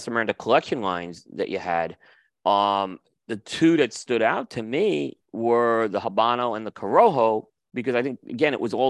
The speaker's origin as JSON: {"language": "English", "region": "Northeast", "country": "United States", "tie": "born or raised there", "said": "I hear a lot, like growing up in the Northeast, people like winter smokes and all."}